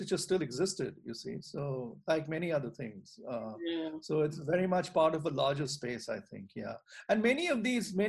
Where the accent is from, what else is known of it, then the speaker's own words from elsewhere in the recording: Delhi, India; when I was growing up in Delhi